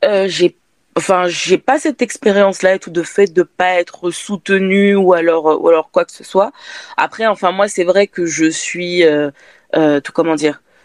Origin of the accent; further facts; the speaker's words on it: France; je suis née en France si, si, si, si, je suis française.